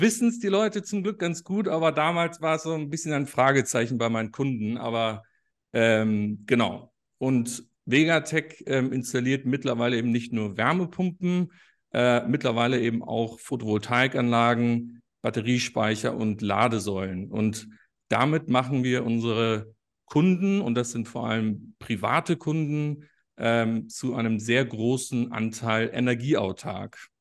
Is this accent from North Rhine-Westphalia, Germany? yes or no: no; Munich, Bavaria, Germany; Ich komme ursprünglich aus München